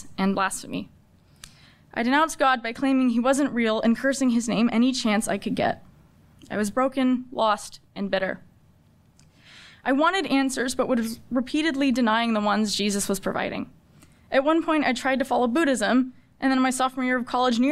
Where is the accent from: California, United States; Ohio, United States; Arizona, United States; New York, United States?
California, United States; San Diego; I'm from San Diego, California. And faith was a minuscule part of my life growing up